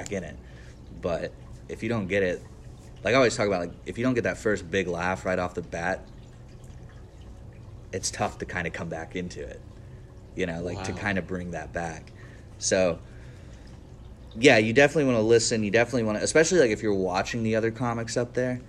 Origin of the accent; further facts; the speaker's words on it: Cushing, Oklahoma, United States; now in Tulsa, United States; I grew up in Cushing